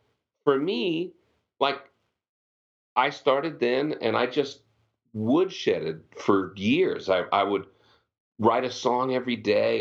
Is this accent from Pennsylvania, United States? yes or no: yes; Pennsylvania, United States; moved away as an adult; also born or lived in Virginia / Texas; I grew up in Pennsylvania